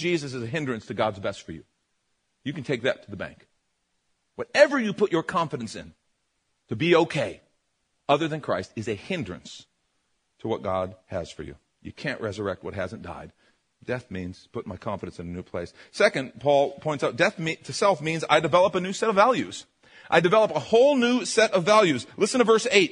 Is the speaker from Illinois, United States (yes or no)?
yes; Chicago, Illinois, United States; I grew up in Chicago.